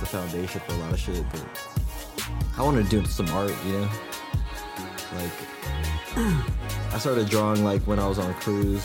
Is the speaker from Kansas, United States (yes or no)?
no; Reno, Nevada, United States; now in San Francisco, United States; Reno, Nevada, that's the hometown